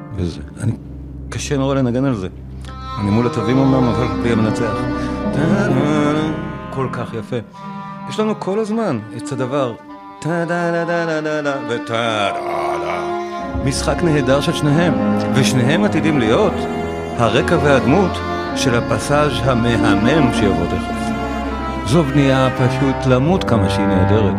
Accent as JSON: {"language": "Hebrew", "country": "Israel", "said": "אנחנו כישראלים"}